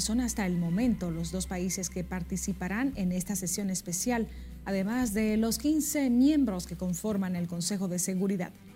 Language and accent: Spanish; Dominican Republic; Así somos los dominicanos